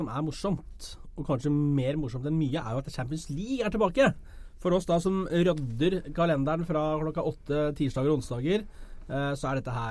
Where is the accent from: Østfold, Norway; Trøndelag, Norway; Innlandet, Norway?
Innlandet, Norway; Hamar; Jeg er fra Hamar